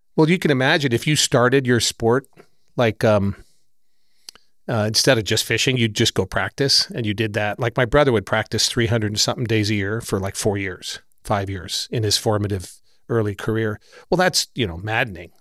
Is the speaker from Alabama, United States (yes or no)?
no; San Francisco, California, United States; I grew up right near Golden Gate Park in San Francisco.